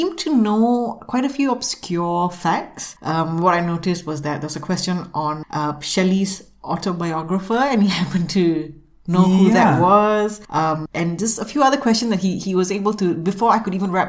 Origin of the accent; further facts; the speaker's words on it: Singapore; as a Singaporean myself